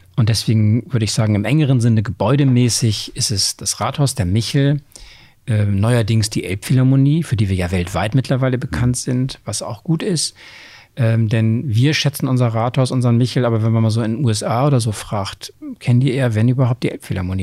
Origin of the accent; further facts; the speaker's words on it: Oldenburg, Lower Saxony, Germany; moved away as an adult; also born or lived in Bremen; now in Hamburg, Germany; dann bin ich in Niedersachsen im Oldenburg aufgeworden